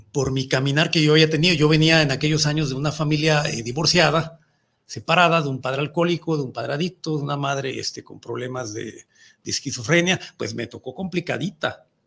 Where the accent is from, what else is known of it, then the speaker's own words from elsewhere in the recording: Mexico; nuestra cultura como mexicanos